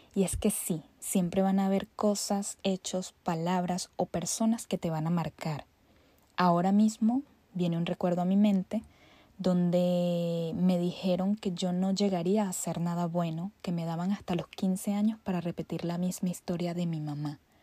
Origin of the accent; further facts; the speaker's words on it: Caracas, Capital District, Venezuela; Nací un 9 de diciembre a las 7.40 de la mañana en Caracas, Venezuela